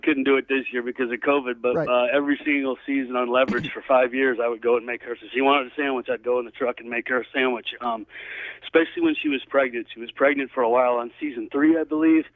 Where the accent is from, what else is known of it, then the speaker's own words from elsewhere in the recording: Oklahoma, United States; also born or lived in Dallas, Texas; now in California, United States; I grew up in Texas, grew up in Oklahoma, was born in Dallas.